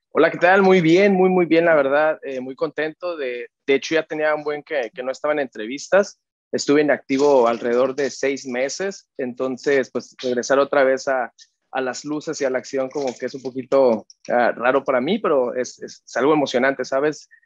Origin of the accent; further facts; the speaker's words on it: Mexico; yo crecí en México